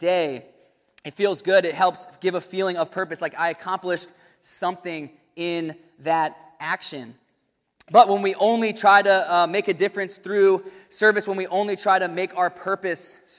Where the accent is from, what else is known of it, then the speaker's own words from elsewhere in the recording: Williamsburg, Virginia, United States; going to William & Mary in my hometown